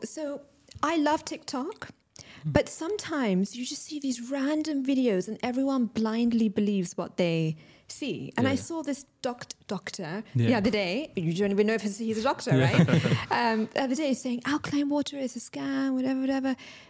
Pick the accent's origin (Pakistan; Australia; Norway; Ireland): Pakistan; But a lot of Pakistani people, you know, obviously I'm Pakistani, so people in the community.